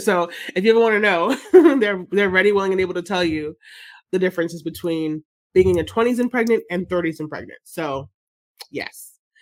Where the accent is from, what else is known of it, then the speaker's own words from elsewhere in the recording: Jamaica; I'm Jamaican